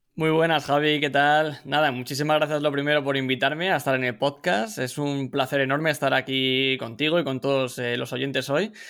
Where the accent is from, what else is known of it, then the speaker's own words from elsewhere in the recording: Madrid, Community of Madrid, Spain; moved away as an adult; now in California, United States; soy original de Madrid, de España, pero llevo ya varios años residiendo en Estados Unidos